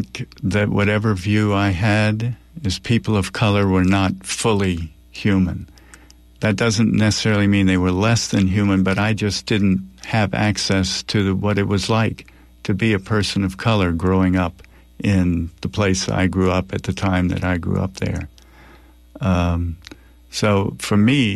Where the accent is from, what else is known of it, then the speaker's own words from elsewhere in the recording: Deep South, United States; I grew up in the Deep South in the 1950s.